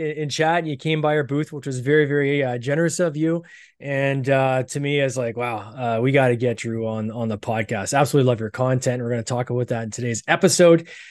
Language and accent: English; Canada; accent: Canadian; I'm Canadian. I got this weird accent.